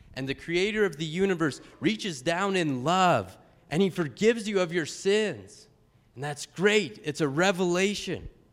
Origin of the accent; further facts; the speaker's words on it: Pueblo, Colorado, United States; the church I grew up with in Pueblo, Colorado